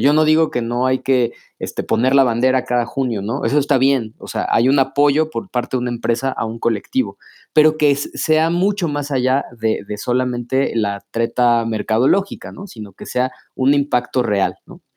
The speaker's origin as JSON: {"language": "Spanish", "country": "Mexico"}